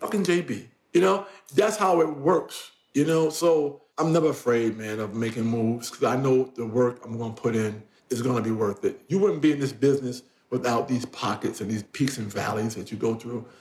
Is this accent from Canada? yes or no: no; New York, United States; I'm a New Yorker